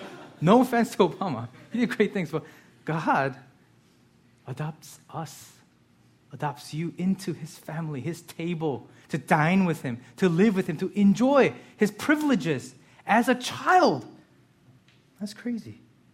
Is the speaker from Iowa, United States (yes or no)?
no; Lansdale, Pennsylvania, United States; born there; I haven't because I was born in Lansdale. When I went to Korea, they gave me a citizenship. So when I go to Korea now, I have to serve in the army.